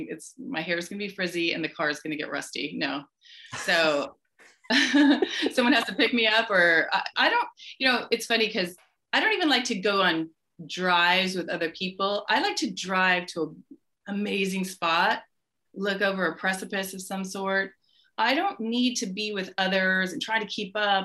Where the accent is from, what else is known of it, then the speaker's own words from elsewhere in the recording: Orange County, California, United States; also born or lived in Seattle / Lake Tahoe / Colorado / New York; we moved when I was 3 down to Orange County. And that's where I was basically raised, because I went to school here